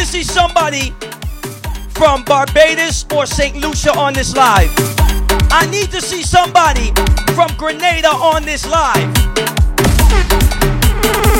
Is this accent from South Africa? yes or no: no; Bahamas; I am from the Bahamas.